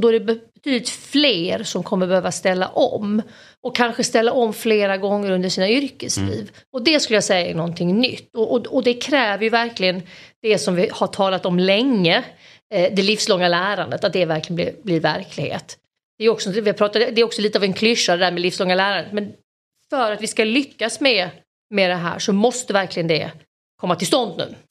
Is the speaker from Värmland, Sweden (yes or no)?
no; Malmö, Skåne, Sweden; jag kommer från Malmö